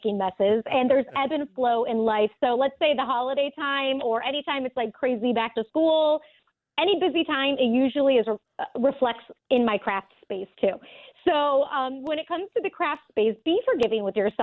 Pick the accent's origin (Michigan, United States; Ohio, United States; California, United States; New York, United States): Michigan, United States; moved away; also born or lived in Florida; I'm born and raised in Michigan